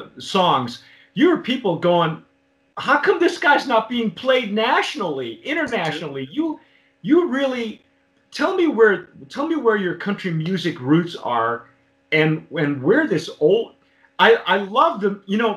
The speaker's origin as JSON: {"language": "English", "region": "Southern California", "country": "United States", "tie": "born or raised there", "also_born_or_lived": "New Mexico", "said": "I lived about 13, 14 years in New Mexico, and I'm originally from Southern California."}